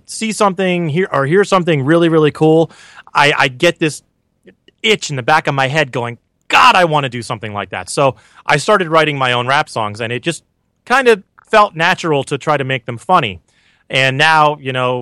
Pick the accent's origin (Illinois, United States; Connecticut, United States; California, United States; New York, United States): Connecticut, United States; I grew up in Connecticut